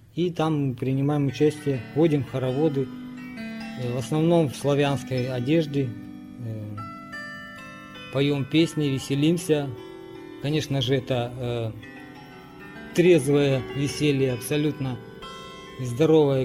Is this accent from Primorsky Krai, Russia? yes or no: yes; Razdolnoye, Primorsky Krai, Russia; Родился я в Приморском крае в поселке Раздольном